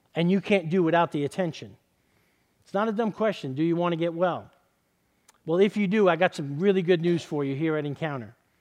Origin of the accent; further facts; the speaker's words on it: New York City, New York, United States; now in Southern California, United States; I grew up in East Harlem in, in New York City